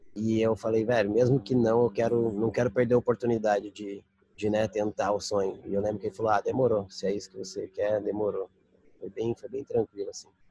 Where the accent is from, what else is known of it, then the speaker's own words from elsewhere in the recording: Brazil; moved away; crescendo no Brasil, andando no Brasil